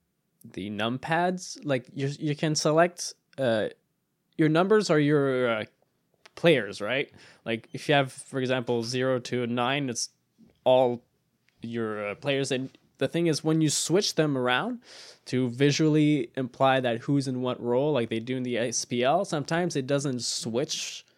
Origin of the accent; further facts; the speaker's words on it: Canada; French-Canadian. I'm Canadian.